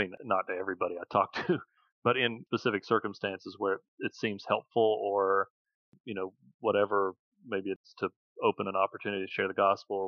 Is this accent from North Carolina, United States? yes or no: yes; Asheville, North Carolina, United States; I was born in Asheville, North Carolina, in the United States